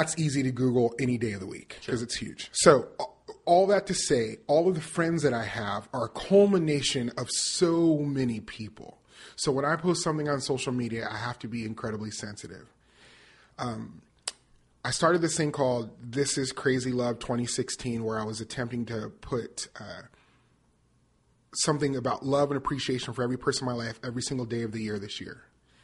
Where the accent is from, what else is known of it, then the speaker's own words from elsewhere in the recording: Las Vegas, Nevada, United States; moved away as an adult; also born or lived in Northern California; now in Nashville, United States; I grew up in Las Vegas, Nevada. I lived until I was 18. I did theater professionally, started in Las Vegas, went to California, Northern California, to go to college and lived there for about 8 years